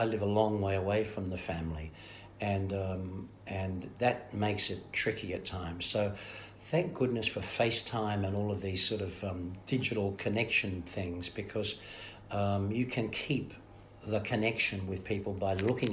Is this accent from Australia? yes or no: yes; Melbourne, Victoria, Australia; moved away; also born or lived in America; I was born in Fitzroy, and then raised in Sunshine and Carlton and in Fitzroy back again.